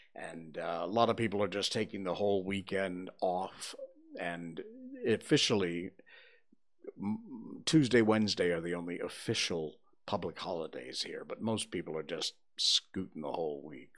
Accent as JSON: {"language": "English", "region": "Connecticut", "country": "United States", "tie": "born or raised there", "moved": "yes", "lives_now": "Malaysia", "said": "When I was growing up in Connecticut"}